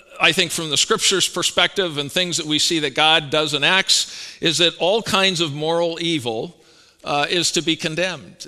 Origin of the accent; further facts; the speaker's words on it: Canada; moved away; I'm Canadian